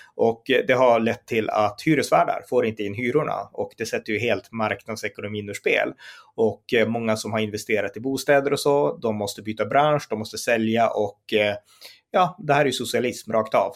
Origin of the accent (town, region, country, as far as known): Sweden